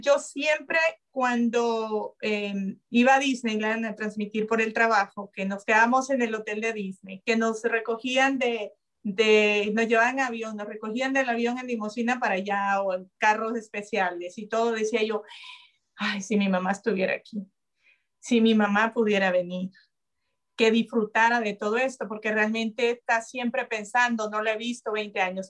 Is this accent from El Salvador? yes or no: yes; El Salvador; now in United States; yo quiero ir a El Salvador, quiero llegar allá, quiero... Lo primero, ya le dije a mi hermano, es del camino del aeropuerto a donde vive mi, mamá ahora, en medio, en esa carretera está donde yo nací